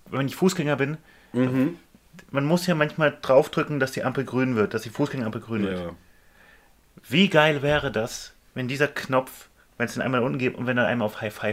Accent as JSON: {"language": "German", "country": "Germany", "said": "wir Deutschen"}